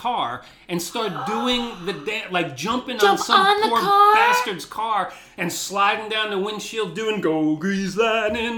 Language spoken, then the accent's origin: English; New Jersey, United States; I'm from Jersey. I'm not from Texas